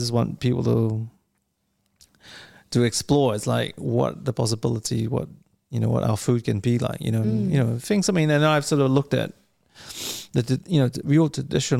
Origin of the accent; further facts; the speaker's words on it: New Zealand; also born or lived in Samoa; if you look at Brussels sprouts growing up in New Zealand, like when we came from Samoa, I was like, what the hell is this?